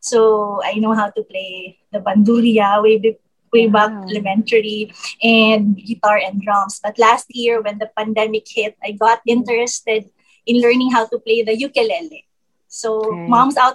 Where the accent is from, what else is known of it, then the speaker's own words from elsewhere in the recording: Davao City, Davao Region, Philippines; moved away as an adult; now in Pasig, Philippines; I'm from Davao, but I'm based here in Pasig already because right after graduation, I found work here in Metro Manila